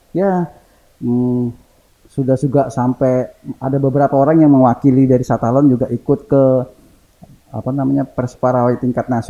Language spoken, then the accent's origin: Indonesian; Java, Indonesia; sedangkan saya kan orang Jawa